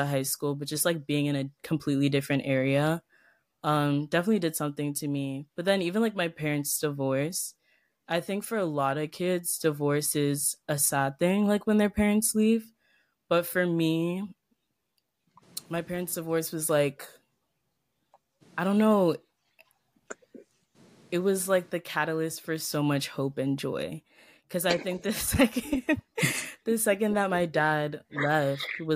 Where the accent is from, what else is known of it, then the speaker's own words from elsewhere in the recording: Ellicott City, Maryland, United States; also born or lived in Potomac, Maryland; I went to like a pretty small private school in Ellicott City for a long time. I think like 11 years. I started going there when I was 5 and then I left the school 8th grade.